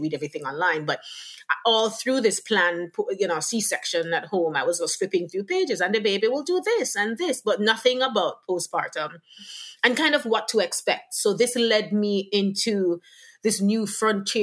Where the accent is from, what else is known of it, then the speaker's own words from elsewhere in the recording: Jamaica; also born or lived in Lower Westchester, New York; now in New York, United States; from the Caribbean, from Jamaica, born and raised, migrated to New York